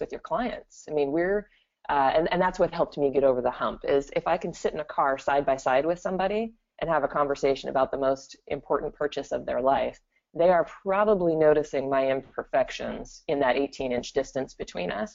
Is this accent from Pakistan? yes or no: no; Gig Harbor, Washington, United States; also born or lived in Tacoma, Washington; I am originally from Gig Harbor, Washington, which is just across two bridges from Tacoma. So I'm local